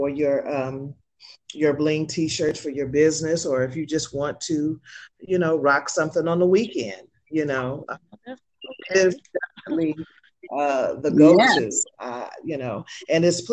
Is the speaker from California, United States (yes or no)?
yes; San Francisco, California, United States; me being a city girl from a native from San Francisco